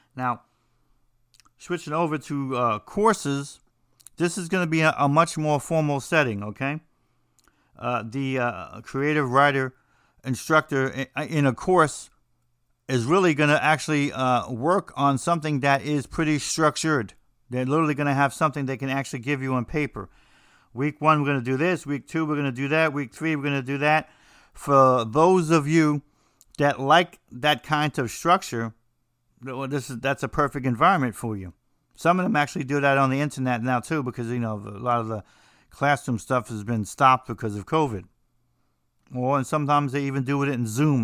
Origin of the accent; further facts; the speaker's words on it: New Jersey, United States; I'm from New Jersey